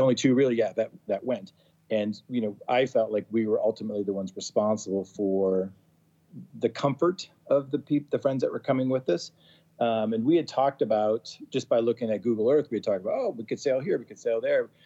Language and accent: English; Massachusetts, United States; moved away as an adult; also born or lived in Colorado; I grew up in Massachusetts